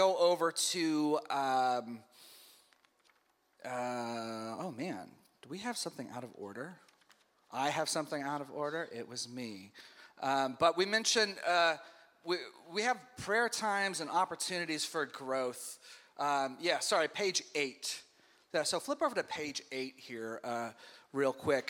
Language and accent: English; the Bible Belt, United States; I grew up in the Bible Belt